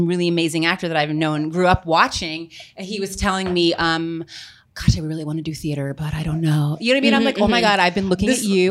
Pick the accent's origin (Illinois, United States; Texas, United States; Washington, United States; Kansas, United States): Texas, United States; We're from Texas.